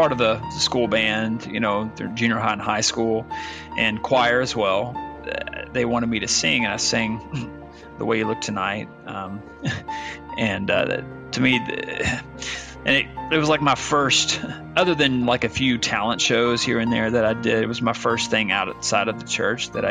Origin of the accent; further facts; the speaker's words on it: Arkansas, United States; moved away as an adult; also born or lived in Virginia; Branson, Missouri was about an hour and a half north of where I grew up in Arkansas.